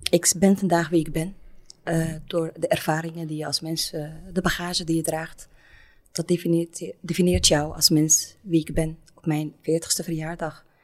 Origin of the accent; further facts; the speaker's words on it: Rotterdam, South Holland, Netherlands; accent: Belgian; Rotterdam. Daar kom ik ook vandaan. Daar komt ook mijn familie vandaan. Ik denk dat vele luisteraars mijn Belgische accent horen.